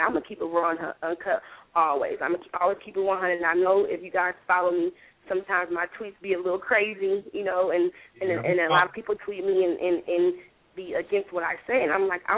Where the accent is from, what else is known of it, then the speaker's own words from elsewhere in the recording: Oakland, California, United States; now in Atlanta, United States; I grew up in East Oakland, 69th and Westdale